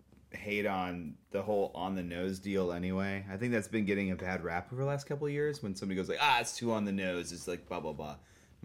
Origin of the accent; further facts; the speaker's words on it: Southern California, United States; moved away as an adult; also born or lived in Long Beach, California; now in Portland, United States; I grew up in Southern California, and I lived there up until I was, like, 22